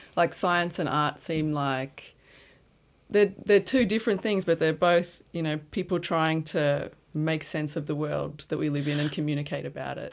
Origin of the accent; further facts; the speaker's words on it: Brisbane, Queensland, Australia; moved away as an adult; also born or lived in Armidale, New South Wales; I'm from Brisbane too, and after school, I went to Q T to study visual art